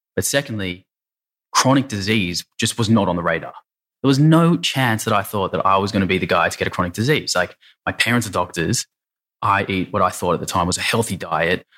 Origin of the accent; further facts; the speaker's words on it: Sydney, New South Wales, Australia; grew up in the eastern suburbs of Sydney.